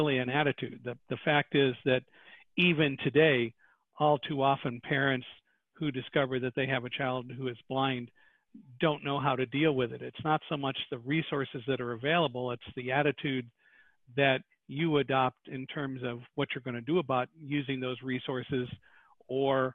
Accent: Chicago, Illinois, United States; I was born in Chicago, by the way, in 1950

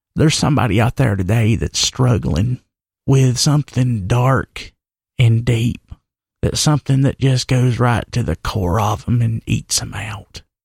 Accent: Wilkes County, North Carolina, United States; I weren't from Wilkes County

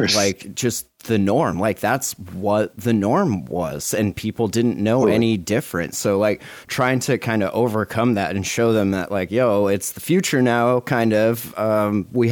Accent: Montana, United States; we're from Montana

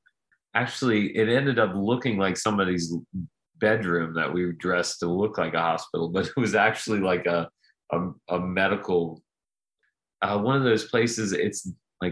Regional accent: Slidell, Louisiana, United States; my hometown of Slidell, where I still live, which is right outside New Orleans

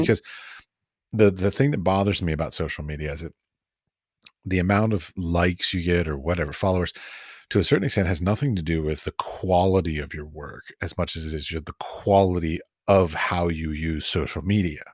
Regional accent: United States; moved away; I come from America

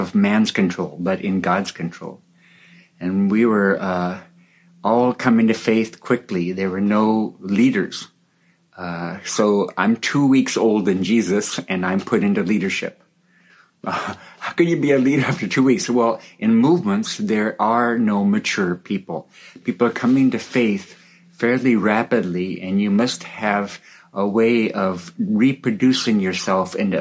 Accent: California, United States; born or raised there; now in Papua, Indonesia

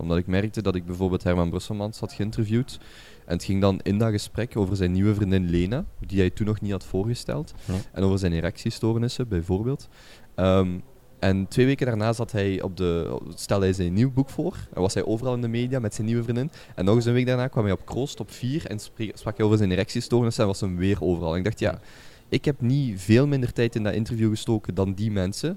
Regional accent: Genk, Flanders, Belgium; moved away as an adult; also born or lived in Brazil; now in Antwerp, Belgium; ik ben opgegroeid, geboren in Genk

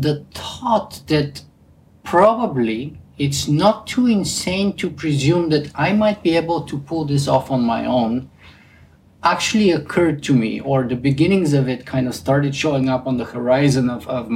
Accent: Bulgaria; accent: Bulgarian; English is a second language; moved away; I have a pretty distinct Bulgarian accent

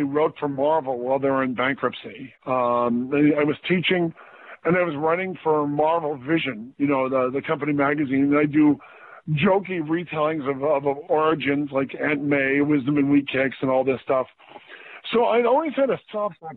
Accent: Michigan, United States; moved away; I lived in Michigan. I grew up in Michigan, so we would vacation in Cleveland, Ohio

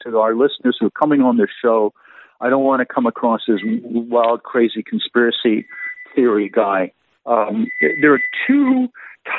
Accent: Canada; as a Canadian

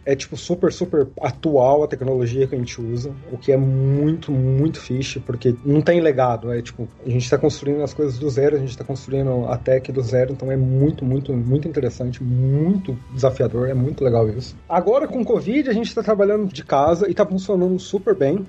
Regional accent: Santa Rita do Sapucaí, Minas Gerais, Brazil; moved away as an adult; also born or lived in Jundiaí, São Paulo / São Paulo / Minsk, Belarus; eu sou de uma cidadezinha bem pequenininha no sul de Minas Gerais, chamada Santa Rita do Sapucaí. Eu, tipo, nasci, fui criado lá.

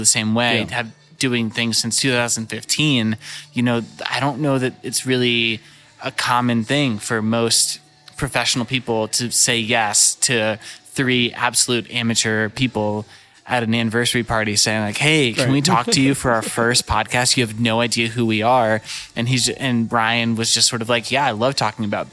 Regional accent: St. Louis, Missouri, United States; also born or lived in Walnut Hills, Cincinnati, Ohio; now in Cincinnati, United States; I grew up in St. Louis, so I'm very familiar with Schlafly and all of those really wonderful breweries, but I don't get to go there very much because I don't live there anymore.

